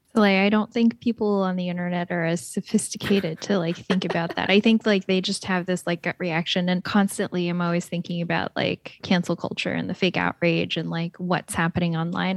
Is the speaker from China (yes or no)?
yes; Shanghai, China; now in United States; Shanghai, which is, like, my hometown